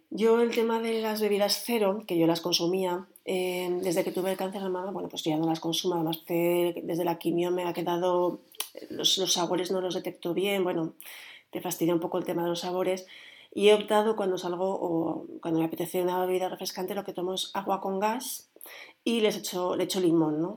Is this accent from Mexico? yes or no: no; Spain; los que somos eh, españoles